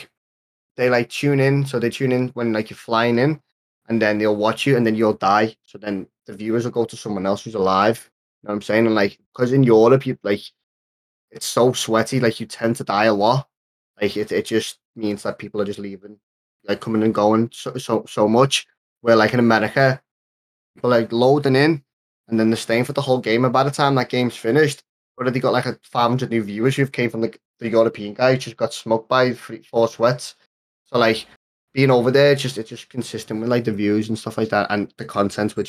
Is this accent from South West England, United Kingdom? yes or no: no; Liverpool, North West England, United Kingdom; I'm the kid from Liverpool